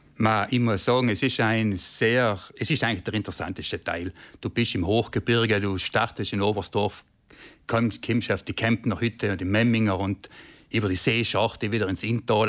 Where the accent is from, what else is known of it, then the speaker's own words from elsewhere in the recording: South Tyrol, Trentino-Alto Adige, Italy; mir als Südtiroler